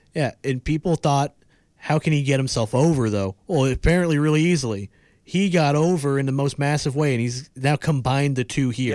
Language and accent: English; United States; as an American